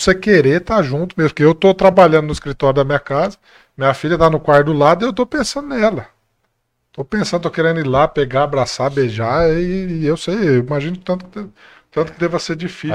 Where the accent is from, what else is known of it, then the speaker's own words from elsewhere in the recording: Monte Azul Paulista, São Paulo, Brazil; now in Bebedouro, Brazil; sou de Monte Azul